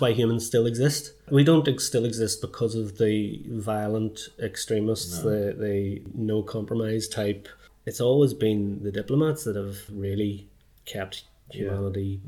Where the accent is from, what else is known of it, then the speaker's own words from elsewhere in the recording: Belfast, Northern Ireland, United Kingdom; moved away as an adult; now in Dublin, Ireland; as I was growing up in North Belfast